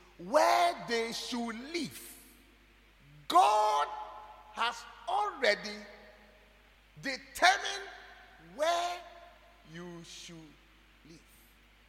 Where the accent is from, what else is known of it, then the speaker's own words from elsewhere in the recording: Ghana; I am proud to be a Ghanaian